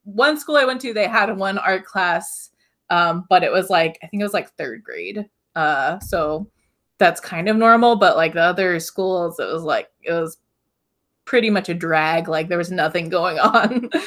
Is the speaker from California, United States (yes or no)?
no; Hawaii, United States; I grew up in Hawaii, so I'm just surrounded by, like, neon sky, blue oceans